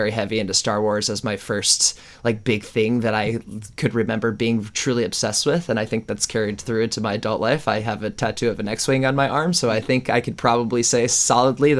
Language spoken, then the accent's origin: English; Connecticut, United States; moved away as an adult; also born or lived in Boston / Los Angeles / San Francisco / Seattle; I was born and raised in Connecticut